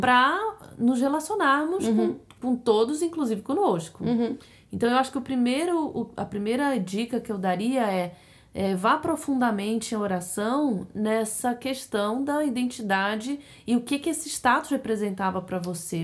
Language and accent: Portuguese; Brazil; now in United States; A gente é brasileira, a gente trouxe a nossa hábito cultural e, e culinário pra cá